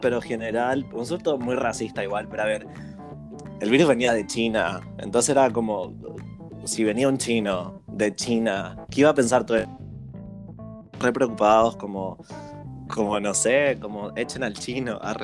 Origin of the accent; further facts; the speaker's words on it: Chile; moved away as an adult; now in Berlin, Germany; yo la chilena